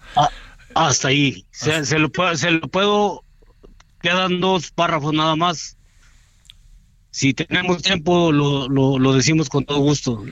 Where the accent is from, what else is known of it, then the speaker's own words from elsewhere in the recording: Mexico; como mexicanos